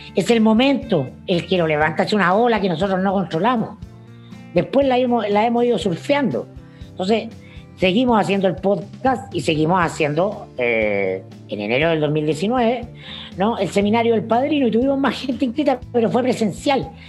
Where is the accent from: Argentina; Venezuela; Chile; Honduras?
Chile; como muchos chilenos